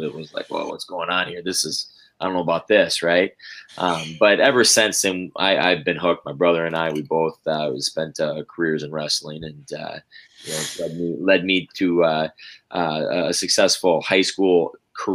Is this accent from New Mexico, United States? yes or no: no; Lapeer, Michigan, United States; moved away as an adult; also born or lived in Minnesota; now in Fargo, United States; born and raised right outside of Flint, Michigan, in a town called Lapeer.